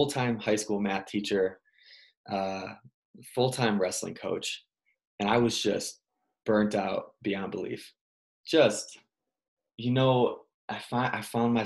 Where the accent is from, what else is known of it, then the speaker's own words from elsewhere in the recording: Illinois, United States; I grew up in Illinois